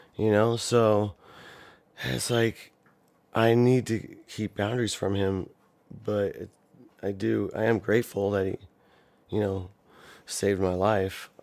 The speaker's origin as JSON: {"language": "English", "region": "Ohio", "country": "United States", "tie": "born or raised there"}